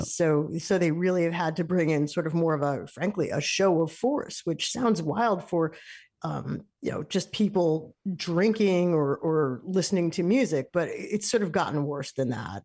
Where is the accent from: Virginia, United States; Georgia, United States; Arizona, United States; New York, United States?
New York, United States; now in Massachusetts, United States; I'm a New Yorker.